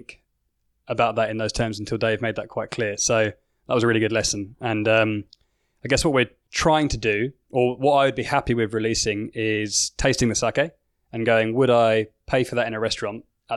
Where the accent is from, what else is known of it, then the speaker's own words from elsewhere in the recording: England, United Kingdom; now in Australia; I'm English